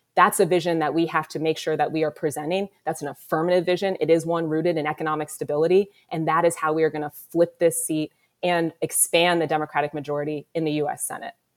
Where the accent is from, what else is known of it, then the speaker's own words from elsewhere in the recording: Columbus, Ohio, United States; I was born here in Columbus, given up for adoption. I lived in a foster home as an infant and was adopted and raised on, on the east side of the city